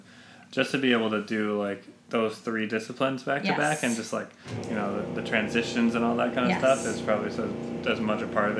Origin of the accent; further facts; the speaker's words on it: Southern California, United States; I grew up in Southern California.